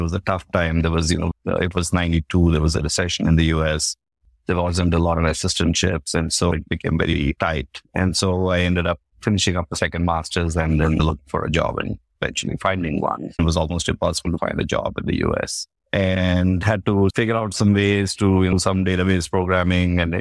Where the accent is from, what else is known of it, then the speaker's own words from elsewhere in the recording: India; also born or lived in Koraput, Odisha / Karnataka (ancestry); I grew up in India, in, I guess, we are Kannadigas, so we're actually one of the natives of Bangalore and Mysore